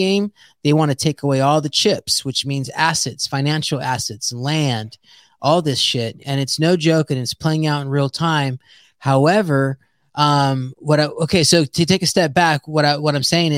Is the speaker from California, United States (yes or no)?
yes; San Jose, California, United States; I'm a first generation American, born and raised in San Jose.